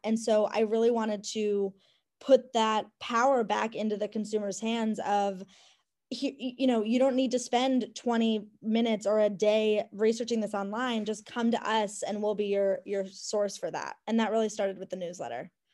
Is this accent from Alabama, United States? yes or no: no; Cleveland, Ohio, United States; moved away; my home where I grew up in Cleveland.